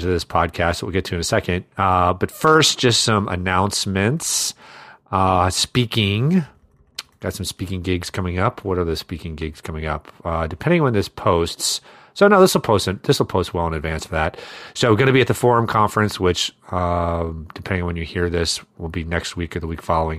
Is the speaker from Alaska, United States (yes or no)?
no; Iowa, United States; I grew up in Iowa